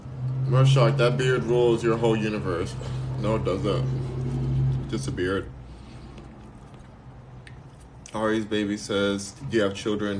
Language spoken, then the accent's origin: English; Los Angeles, California, United States; also born or lived in Texas / New York; I'm a Texan, even though I'm born and raised here